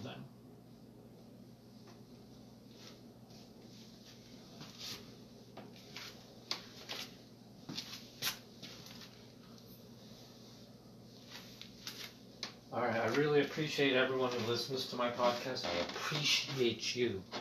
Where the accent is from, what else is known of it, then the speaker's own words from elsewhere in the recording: Middletown, Midwest, United States; I'm a voice from the heartland because I was raised in Middletown, America